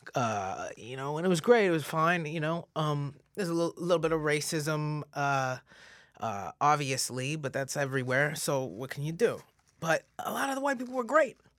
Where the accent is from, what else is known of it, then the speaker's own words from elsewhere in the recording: Stouffville, Ontario, Canada; also born or lived in Regina, Saskatchewan / Mississauga / Toronto; So Canada, I grew up in Stouffville